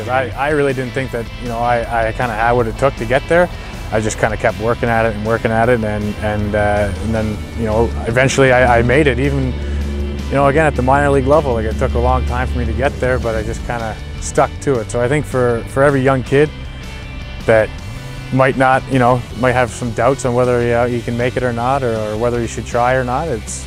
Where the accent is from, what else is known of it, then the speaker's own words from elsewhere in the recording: Truro, Nova Scotia, Canada; It's a small town guy and you know, got to play on my hometown Junior A team